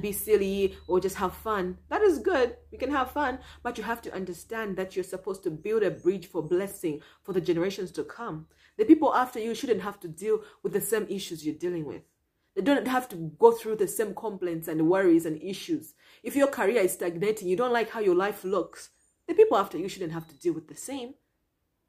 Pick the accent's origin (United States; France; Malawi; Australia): Malawi; I'm from Malawi